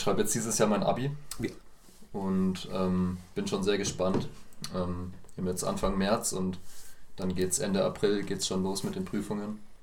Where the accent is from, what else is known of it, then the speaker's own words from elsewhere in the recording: Bamberg, Bavaria, Germany; Ich komme genau wie die anderen beiden hier auch aus Bamberg. Ähm, anders als die anderen beiden komme ich auch direkt aus Bamberg